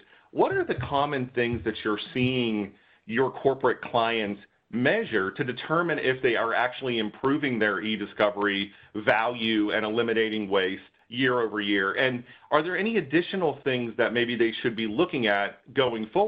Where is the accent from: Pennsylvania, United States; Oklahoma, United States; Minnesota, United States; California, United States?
Pennsylvania, United States; Pittsburgh; if you can't tell any of my accent hints, that's actually where I hail from.